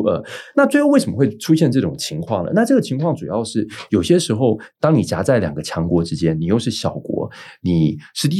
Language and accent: Chinese; Taiwan; 我们台湾这边